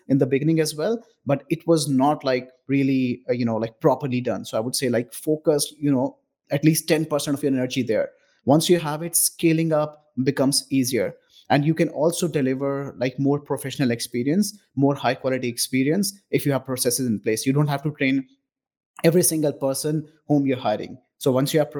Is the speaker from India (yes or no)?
yes; India; moved away as an adult; now in Berlin, Germany; I'm originally from India, but living in Berlin, Germany for the last 5.5 years.